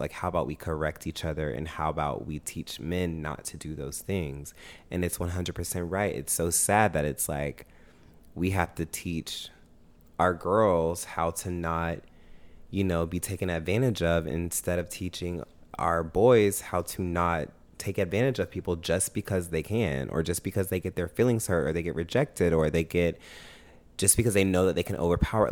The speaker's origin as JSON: {"language": "English", "town": "Augusta", "region": "Georgia", "country": "United States", "tie": "born or raised there", "lives_now": "Atlanta, United States", "said": "I grew up in Augusta. That's where I was raised"}